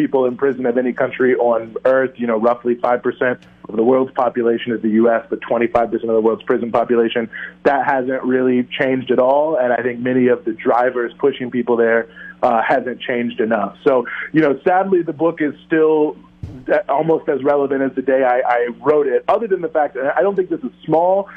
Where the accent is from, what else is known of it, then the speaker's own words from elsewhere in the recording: Charlottesville, Virginia, United States; moved away as an adult; also born or lived in Washington, D.C.; now in New York, United States; I'm originally from Virginia, Charlottesville, Virginia, yes, the infamous Charlottesville of the 2017 events, where I grew up